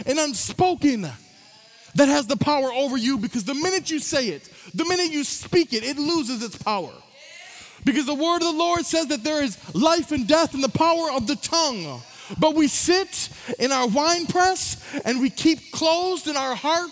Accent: Saginaw, Michigan, United States; I'm from Saginaw, Michigan. It's where I was born. It's where I'm from. It's where I grew up.

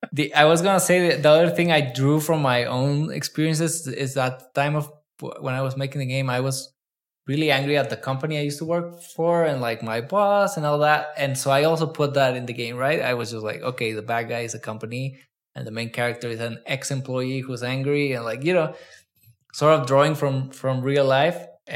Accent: Mexico; I'm like, no, I'm Mexican too.

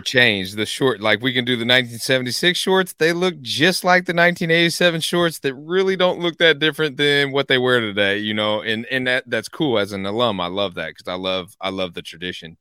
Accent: Evansville, Indiana, United States; growing up in Evansville

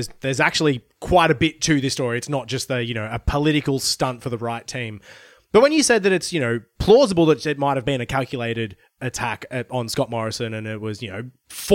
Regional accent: Queensland, Australia; moved away; That's why I moved. I'm from Queensland originally.

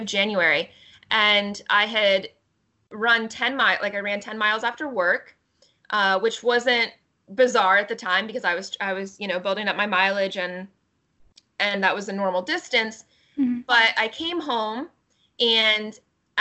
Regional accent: Pennsylvania, United States; I'm originally from Pennsylvania. I still live in Pennsylvania, in Pittsburgh at the moment.

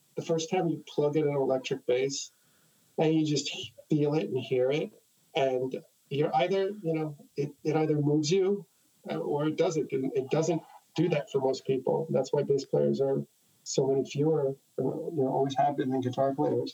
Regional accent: New York City, New York, United States; also born or lived in Jackson Heights, Queens; I'm from Queens

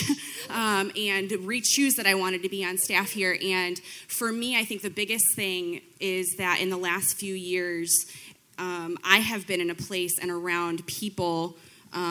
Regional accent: Belvidere, Illinois, United States; I've lived here my whole life. I grew up in Belvedere

